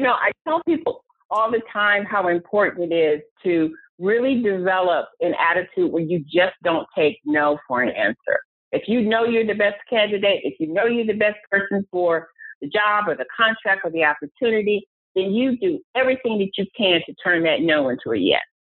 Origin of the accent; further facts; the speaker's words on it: Cleveland, Ohio, United States; moved away as an adult; also born or lived in Atlanta, Georgia; I am from Cleveland, Ohio